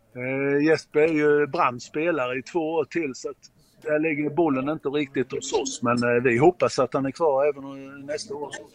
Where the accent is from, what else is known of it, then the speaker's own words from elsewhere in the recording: Mjällby, Blekinge, Sweden; jag är ju född i Mjällby